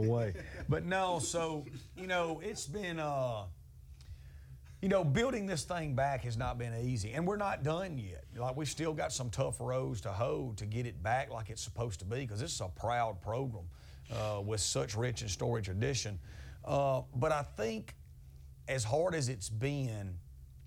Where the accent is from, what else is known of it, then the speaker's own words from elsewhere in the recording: Amory, Mississippi, United States; We were black and gold growing up in Amory